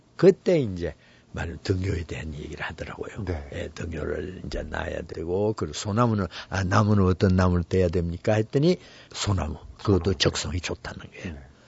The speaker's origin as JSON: {"language": "Korean", "country": "South Korea", "also_born_or_lived": "Paris", "said": "나는 한국에서 왔고"}